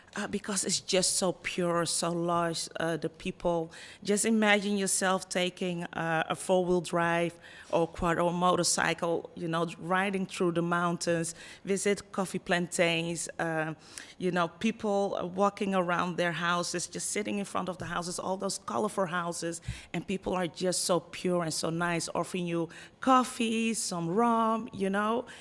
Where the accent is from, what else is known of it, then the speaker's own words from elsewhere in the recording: Netherlands; accent: Dutch; moved away as an adult; also born or lived in Ghana (ancestry); now in Punta Cana, Dominican Republic; I was born and raised in the Netherlands